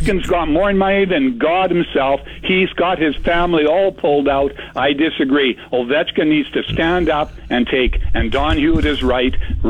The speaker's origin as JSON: {"language": "English", "region": "Scotland", "country": "United Kingdom", "moved": "yes", "lives_now": "Canada", "said": "I'm Scottish."}